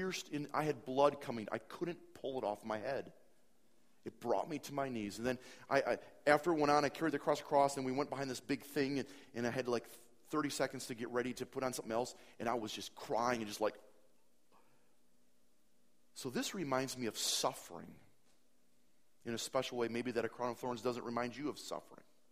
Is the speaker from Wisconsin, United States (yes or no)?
yes; Appleton, Wisconsin, United States; Appleton, my hometown